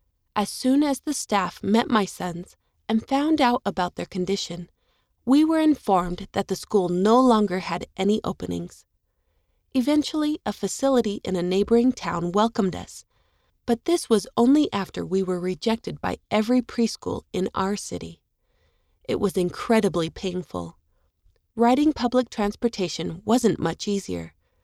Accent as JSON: {"language": "English", "country": "Japan", "said": "In my home country of Japan, 98% of the population is Japanese."}